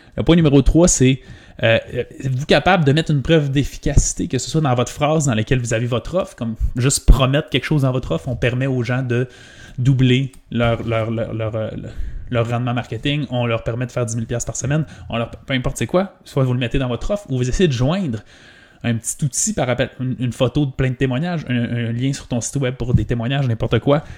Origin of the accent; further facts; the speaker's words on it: Quebec, Canada; Mais moi, je viens du Saguenay-Lac-Saint-Jean. C'est une, petite, une des plus petites régions du Québec